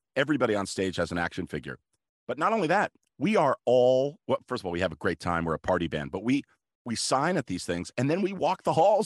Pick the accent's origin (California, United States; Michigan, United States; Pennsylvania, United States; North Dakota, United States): California, United States; Los Angeles; growing up in Los Angeles